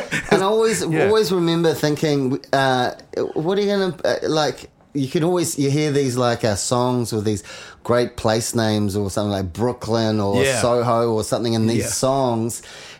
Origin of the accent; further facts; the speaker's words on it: New Zealand; We're from New Zealand. Yeah. We're like little brother to everybody.